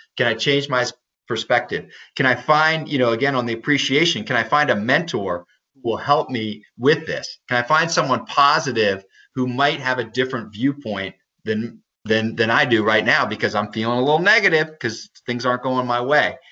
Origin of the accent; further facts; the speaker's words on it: Maryland, United States; I'm from Maryland, so crabs are a big thing here